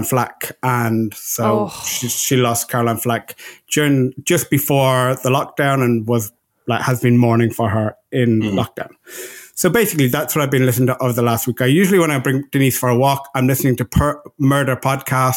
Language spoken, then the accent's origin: English; Ireland; now in Los Angeles, United States; out in LA, I am your Irishman